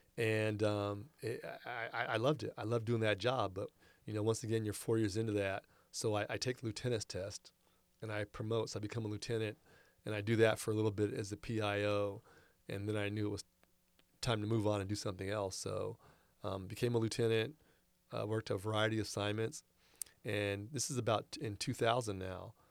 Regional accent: Rancho Cordova, California, United States; also born or lived in Verdun, France; went to Cordova Gardens

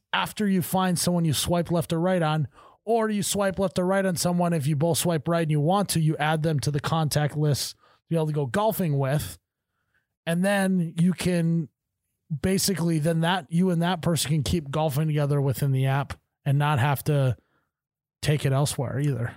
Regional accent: Midwest, United States; I pronounce every syllable, 'cause I'm from the Midwest

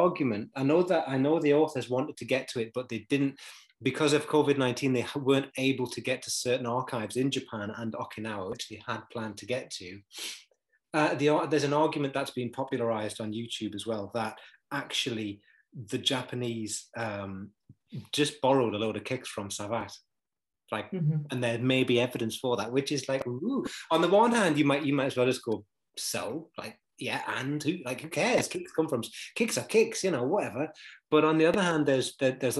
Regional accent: United Kingdom; I'm British

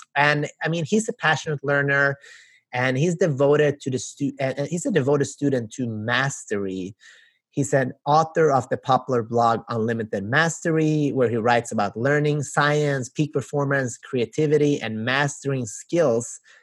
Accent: Sweden; also born or lived in North Macedonia; now in Los Angeles, United States; I grew up in Sweden, but as you can see, I'm originally

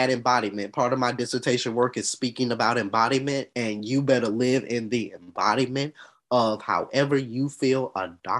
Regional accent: Atlanta, Georgia, United States; I'm 28 from Atlanta, Georgia.

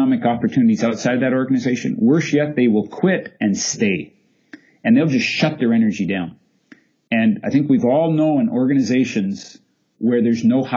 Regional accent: Canada; I'm a Canadian after all, and we like polite up here

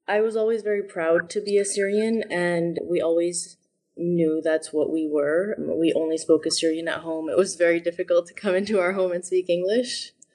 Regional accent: Boston, Massachusetts, United States; also born or lived in Chicago / Syria; I was born in Chicago. I have three siblings, and my parents are originally from Qamishli in Syria, and they got married and moved to Chicago, so my first three siblings were born there, and then we grew up between Boston and Syria

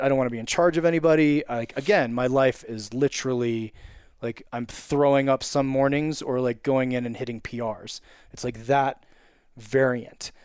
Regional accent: Wilton, Connecticut, United States; also born or lived in California; now in Evergreen, United States; I'm from Wilton, Connecticut, but living in Evergreen, Colorado.

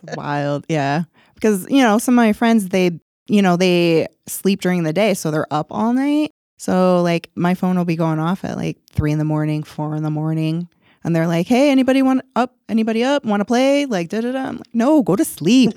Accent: Rochester, New York, United States; moved away; my hometown, Rochester

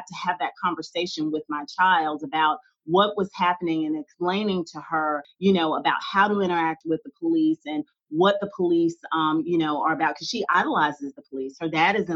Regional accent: Greensboro, North Carolina, United States; I too am from Greensboro and this is my hometown

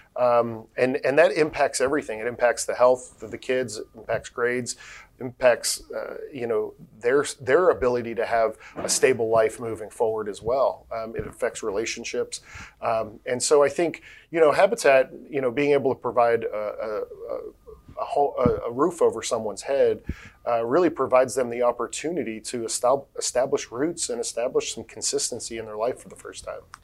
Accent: Tampa, Florida, United States; also born or lived in New Jersey; I, was born in New Jersey, but we moved here when I was a little kid. So I consider myself from Tampa, you know, um, yeah. or the Tampa Bay area. Uh, I grew up on the Hillsborough side

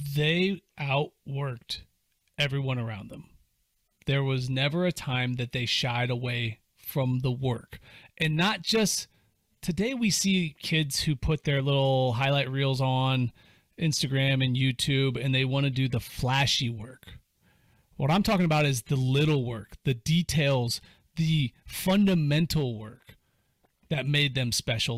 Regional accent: Cuyahoga Falls, Ohio, United States; I was growing up in Cuyahoga Falls

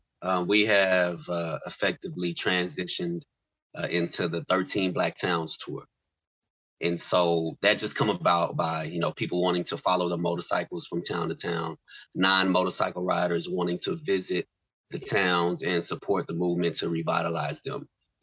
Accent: Tatums, Oklahoma, United States; also born or lived in Lawton, Oklahoma; Tatums, Oklahoma. My roots go to Tatums, Oklahoma. I was born in Lawton, but raised in both places.

